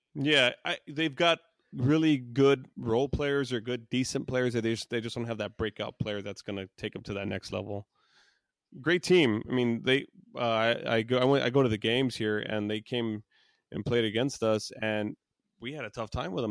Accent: Texas, United States; I'm from Texas

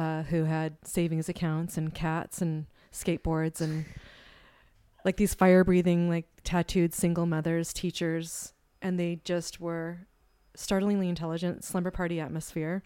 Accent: Humboldt, California, United States; I grew up in Humboldt

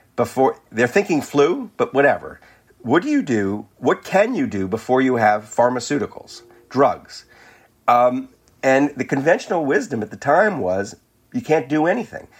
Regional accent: New Orleans, Louisiana, United States; my hometown of New Orleans

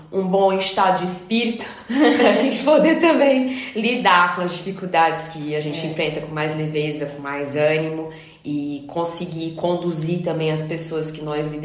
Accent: Fortaleza, Ceará, Brazil; moved away as an adult; now in Lisbon, Portugal; Vivo em Lisboa há cinco anos, essa cidade linda, solar, que eu amo demais. Venho de Fortaleza, no Brasil

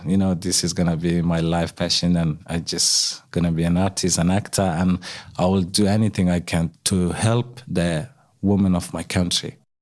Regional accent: Afghanistan; moved away as an adult; now in Australia; growing up in Afghanistan

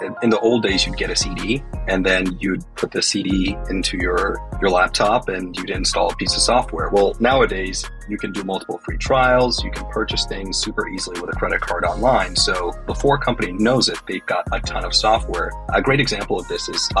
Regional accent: Dallas, Texas, United States; born or raised there; also born or lived in Harare, Zimbabwe

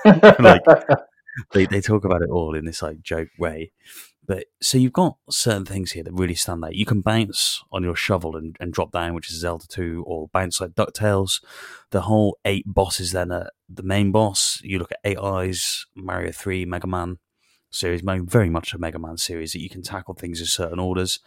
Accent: Newtown, Wales, United Kingdom; hilltop honey is produced in Newtown. which is my, my hometown

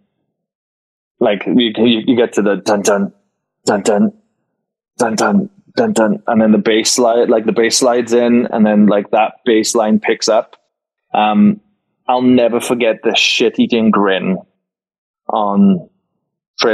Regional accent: Wales, United Kingdom; moved away as an adult; now in Las Vegas, United States; a Welsh boy that doesn't get to surround himself with Welsh people

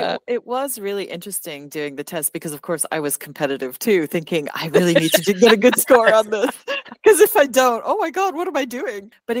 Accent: Quebec, Canada; coming from an immigrant family, my parents are British, I grew up in French Canada.

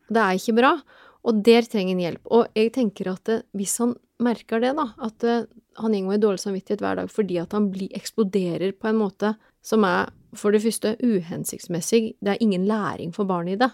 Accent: Telemark, Norway; moved away as an adult; now in Oslo, Norway; jeg er fra Telemark opprinnelig, men jeg har bodd i Oslo siden 1996

